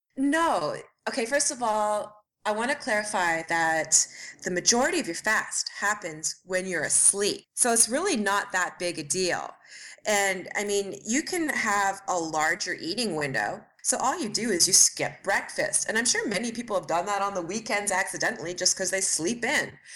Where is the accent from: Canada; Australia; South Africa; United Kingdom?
Canada; Ontario; moved away; also born or lived in Montreal, Canada; I am from Canada. I am from a small town in Ontario originally